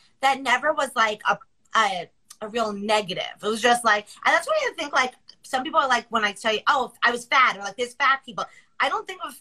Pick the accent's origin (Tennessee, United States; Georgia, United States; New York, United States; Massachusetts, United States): New York, United States; Long Island; I'm from Long Island